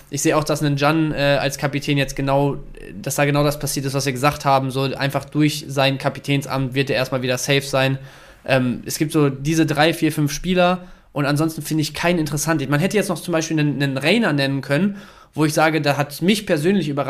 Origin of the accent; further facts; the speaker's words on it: Dortmund, North Rhine-Westphalia, Germany; Und ich als, als Dortmunder wissen wir ja alle, ähm, tut ein bisschen weh